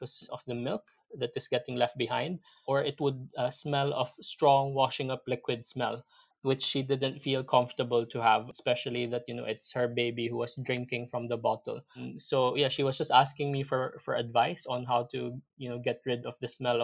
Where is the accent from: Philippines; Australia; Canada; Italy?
Philippines; moved away as an adult; now in United Kingdom; I'm originally from the Philippines. I moved to the UK back in 2006 to basically join Unilever here in the UK